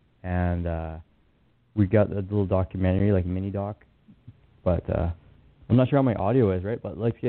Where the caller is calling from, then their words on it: Kelowna, British Columbia, Canada; I'm calling from Kelowna, BC.